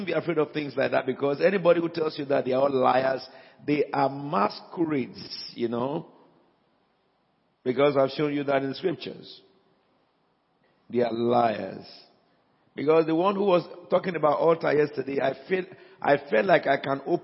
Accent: Nigeria; first language Yoruba; English is a second language; moved away; It's my mother tongue. You know, in Africa

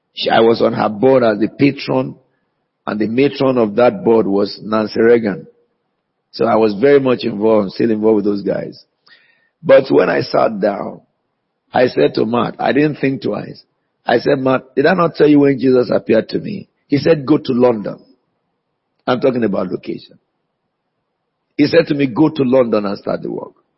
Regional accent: Nigeria; now in United Kingdom; they know that I'm a Nigerian

